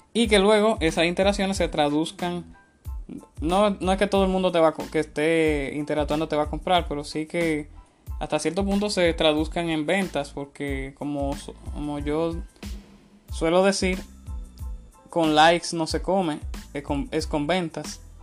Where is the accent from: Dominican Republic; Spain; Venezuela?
Dominican Republic; una marca de cerveza muy popular en mi país